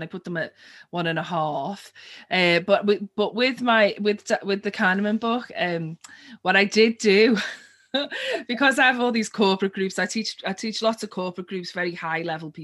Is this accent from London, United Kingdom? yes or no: no; Liverpool, North West England, United Kingdom; my hometown, Liverpool